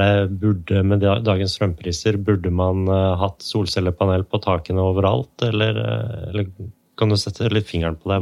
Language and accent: Norwegian; Hammerfest, Finnmark, Norway; jeg er født i Hammerfest, så jeg kommer jo da lenger nord fra deg